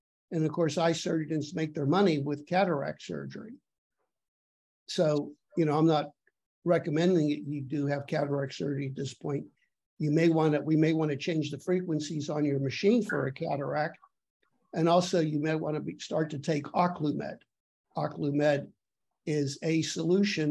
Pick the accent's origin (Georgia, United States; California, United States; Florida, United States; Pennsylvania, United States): Pennsylvania, United States; Pittsburgh; I grew up in Pittsburgh during the heyday when they had the steel mills there